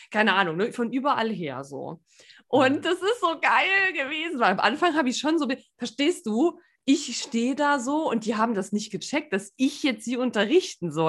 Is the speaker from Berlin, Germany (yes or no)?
no; Saarland, Germany; ich bin ja auch keine mhm. gebürtige Lingenerin, ich bin ja Saarländerin